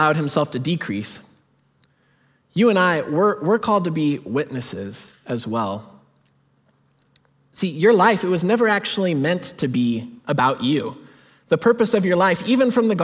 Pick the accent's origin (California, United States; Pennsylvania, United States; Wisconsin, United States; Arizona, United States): California, United States; Bakersfield; moved away as an adult; God led me back to my hometown, back to Bakersfield